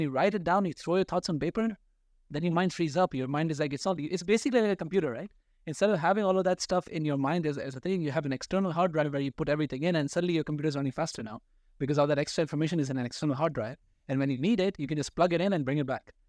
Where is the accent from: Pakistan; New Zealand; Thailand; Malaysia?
Pakistan; being a Pakistani